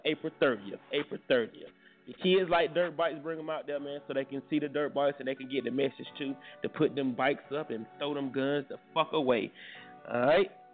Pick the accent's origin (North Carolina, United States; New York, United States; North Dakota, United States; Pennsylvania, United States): North Carolina, United States; Durham; I'm from Bull City and to rep Bull City